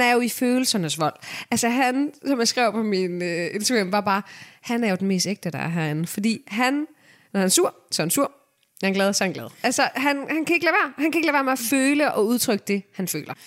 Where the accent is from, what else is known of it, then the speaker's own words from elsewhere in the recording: Denmark; Jeg er selv fra Rigskov